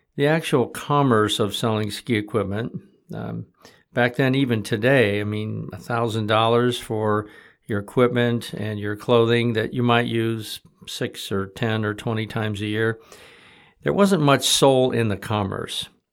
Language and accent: English; Michigan, United States; growing up in Michigan in the sixties